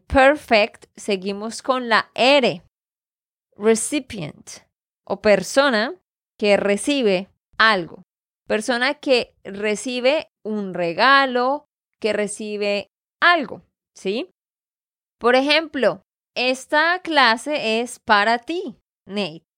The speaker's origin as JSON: {"language": "Spanish", "region": "Santander", "country": "Colombia", "said": "de Santander, Colombia"}